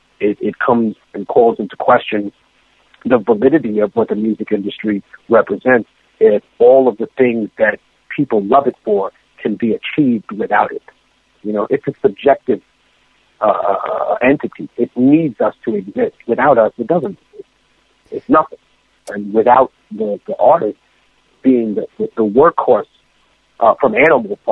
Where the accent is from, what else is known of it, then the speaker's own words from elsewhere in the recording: New York City, New York, United States; also born or lived in Lima, Peru; I came to America, specifically to New York City, when I was very young, and I became immersed in hip-hop culture.